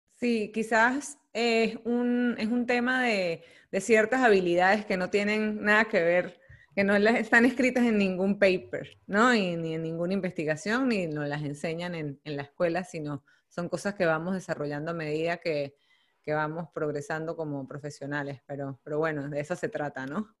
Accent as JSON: {"language": "Spanish", "country": "Venezuela", "said": "como, como, venezolanas"}